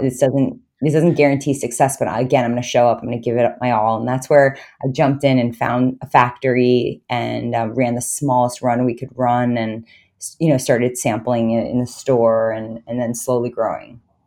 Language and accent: English; New York, United States; I grew up in New York, and I actually went to U S C for college